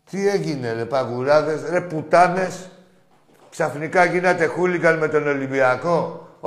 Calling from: Athens, Attica, Greece; από Εξάρχεια.

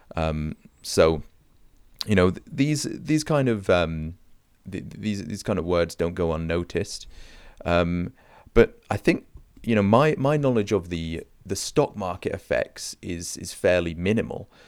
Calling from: Canada; I'm calling in from Canada

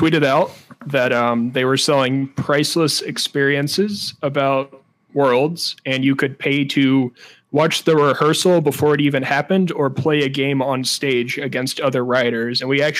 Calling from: St. Louis, Missouri, United States; St. Louis, Missouri

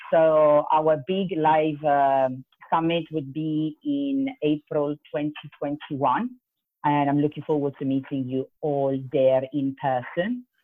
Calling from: London, United Kingdom; I am tuning in from London, so it's uh, 10 o'clock in the evening here

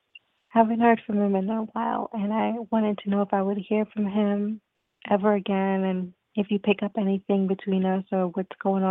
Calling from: New York, United States; I'm calling from New York.

